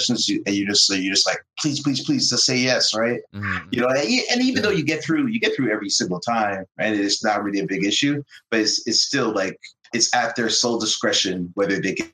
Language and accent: English; Canada; moved away as an adult; now in United States; I'm Canadian